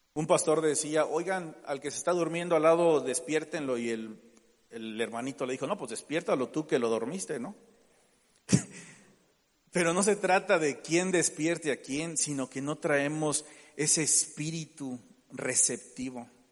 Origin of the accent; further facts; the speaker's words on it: Mexico; Tenemos la mentalidad como mexicano